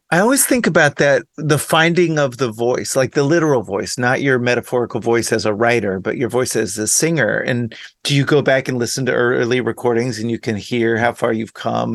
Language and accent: English; Dallas, Texas, United States; I grew up in Dallas